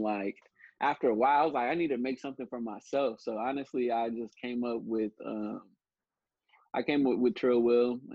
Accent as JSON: {"language": "English", "town": "Antioch", "region": "California", "country": "United States", "tie": "born or raised there", "also_born_or_lived": "Modesto, California / Oakley, California", "said": "I grew up in Antioch"}